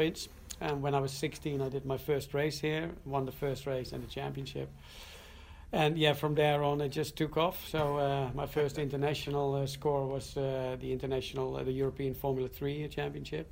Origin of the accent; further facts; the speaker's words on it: Zandvoort, North Holland, Netherlands; I grew up here downtown in Zandvoort. Was born about 200 yards from